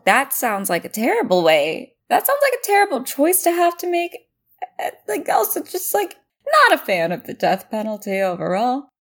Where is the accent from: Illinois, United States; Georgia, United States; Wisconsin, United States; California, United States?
California, United States; as a Californian